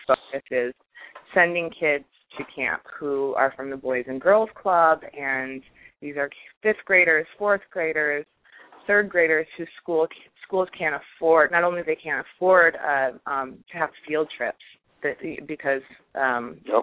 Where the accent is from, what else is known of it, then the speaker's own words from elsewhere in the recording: Iowa, United States; I grew up in Iowa